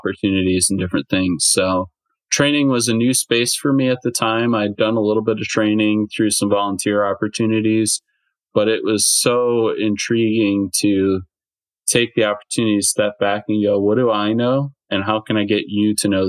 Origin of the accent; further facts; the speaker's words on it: Michigan, United States; moved away as an adult; also born or lived in Ohio; I'm originally from Michigan. But I was living in Ohio at the time